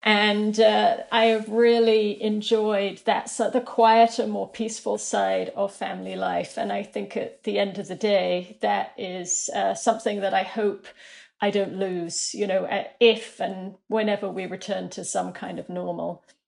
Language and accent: English; New York, United States; but certainly as a New Yorker, I think all of us are processing more trauma than you might imagine.